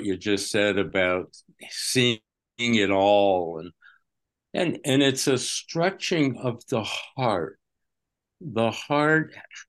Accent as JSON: {"language": "English", "region": "New York", "country": "United States", "tie": "born or raised there", "said": "Okay, I grew up in Westchester County"}